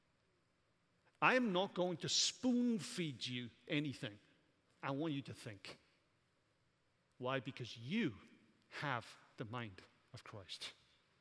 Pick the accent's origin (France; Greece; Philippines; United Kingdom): United Kingdom; Welsh, Wales; moved away as an adult; now in United States; I'm Welsh